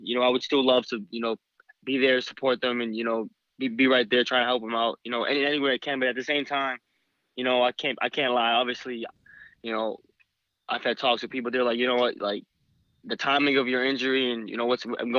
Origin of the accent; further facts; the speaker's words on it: East Coast, United States; I'm from the East Coast